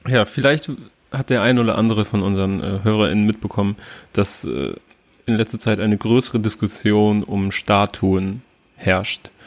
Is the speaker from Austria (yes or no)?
no; near Oldenburg, Cloppenburg district, Lower Saxony, Germany; ich sage immer aus der Nähe von Oldenburg